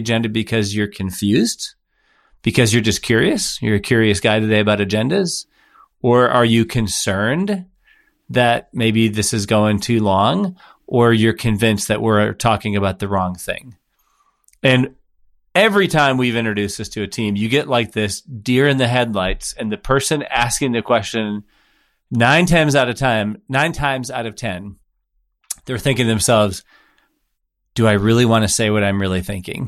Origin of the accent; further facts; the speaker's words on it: Midwest, United States; I grew up in the Midwest, you know, and in the Midwest where we use indirect language